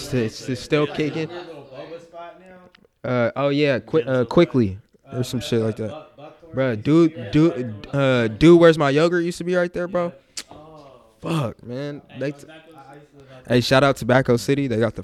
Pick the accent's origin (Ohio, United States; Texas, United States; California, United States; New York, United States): California, United States; Sacramento; I grew up in Meadowview. I had a lot of like Hmong friends.